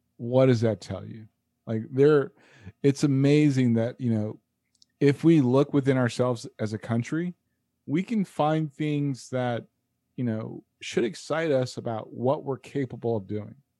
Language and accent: English; United States; as an American